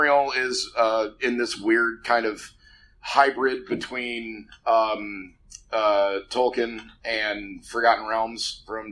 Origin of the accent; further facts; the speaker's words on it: Los Angeles, California, United States; being born and raised in Los Angeles